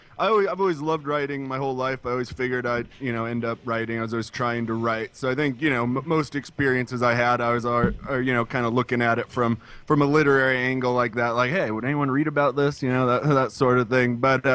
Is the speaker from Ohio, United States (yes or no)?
no; Spokane, Washington, United States; Spokane, Washington.